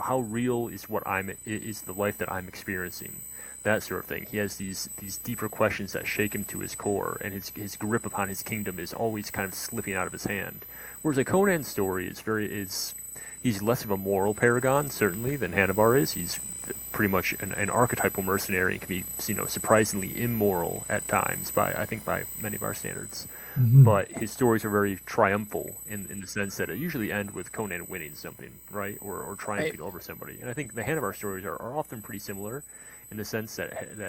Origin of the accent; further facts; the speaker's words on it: United States; I'm American